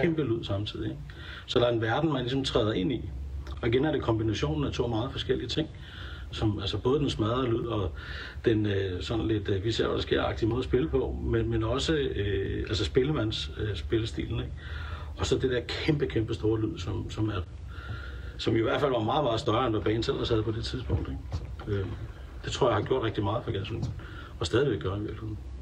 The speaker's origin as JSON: {"language": "Danish", "country": "Denmark"}